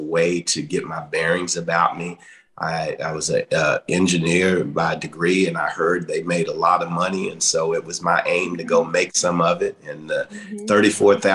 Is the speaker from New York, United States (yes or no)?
no; Welch, West Virginia, United States; those humble beginnings in McDowell County, growing up on Welch Hill